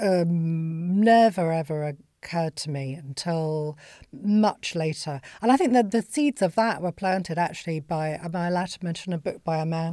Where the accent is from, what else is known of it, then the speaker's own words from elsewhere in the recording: Bolton, North West England, United Kingdom; I grew up in Bolton